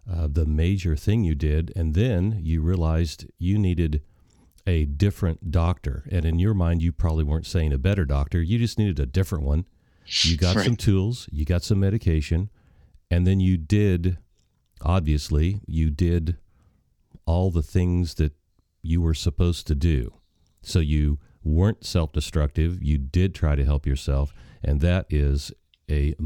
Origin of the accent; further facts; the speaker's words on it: Missouri, United States; I grew up in Missouri